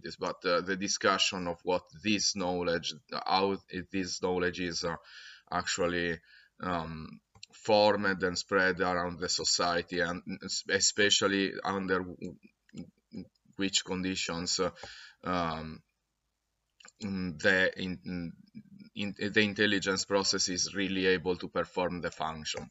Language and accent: English; Italy; accent: thick Italian; English is a second language; I coming from a different place, which is Italy, as you already understood by my thick Italian accent.